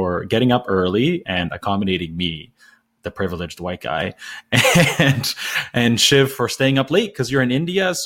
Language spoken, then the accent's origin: English; Canada; I'm Canadian.